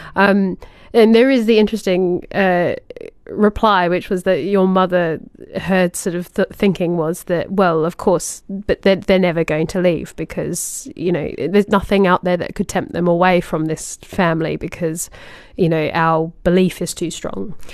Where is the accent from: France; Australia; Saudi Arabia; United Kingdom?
Australia; little kid in Australia